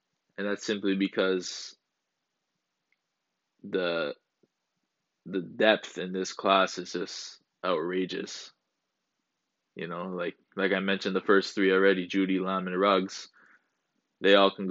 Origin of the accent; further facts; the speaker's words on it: Canada; I'm from Canada as well.